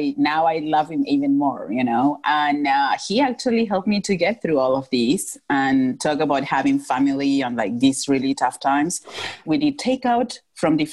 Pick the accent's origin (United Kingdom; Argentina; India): Argentina; Northwest Argentina; moved away as an adult; now in Philadelphia, United States; I'm from Northwest Argentina.